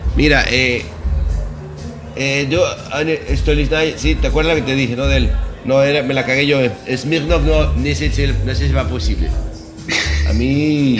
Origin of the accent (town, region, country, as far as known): Venezuela